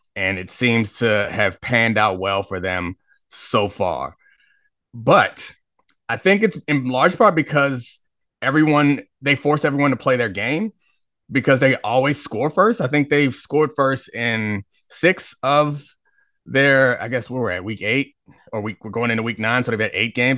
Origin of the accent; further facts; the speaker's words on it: Baltimore, Maryland, United States; moved away as an adult; now in Washington, D.C., United States; I grew up in Baltimore